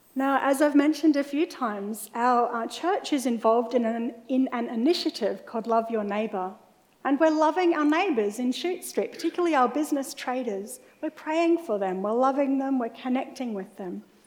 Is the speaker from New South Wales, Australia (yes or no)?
no; Mackay, Queensland, Australia; for a lot of my school years, I was growing up in Mackay in North Queensland.